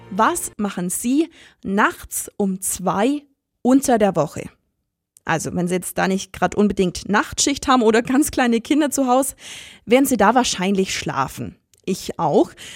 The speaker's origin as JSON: {"language": "German", "region": "Allgäu", "country": "Germany", "said": "bei uns im Allgäu"}